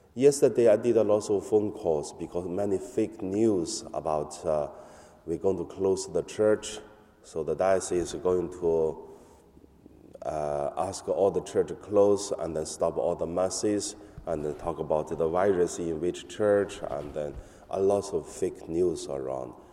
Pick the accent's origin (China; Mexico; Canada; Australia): China; English is a second language; now in Hong Kong; In my hometown, the police come to our church in mainland